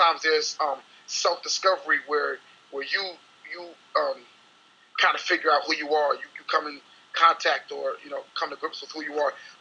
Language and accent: English; New York City, New York, United States; I'm from Brooklyn, New York